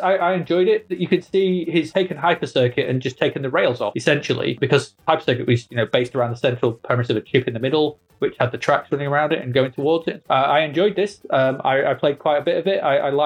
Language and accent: English; England, United Kingdom; We're English.